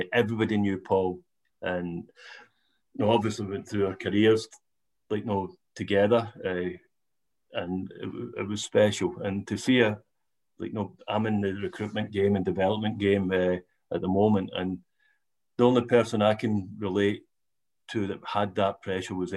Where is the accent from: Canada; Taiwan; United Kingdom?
United Kingdom; Larkhall, Scotland; growing up in Latcall? You know, where we come from is notorious, a Ranger supporting town